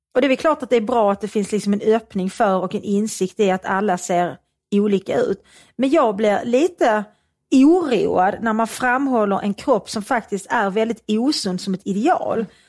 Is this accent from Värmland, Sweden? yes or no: no; Svedala, Skåne, Sweden; i Svedala där jag växte upp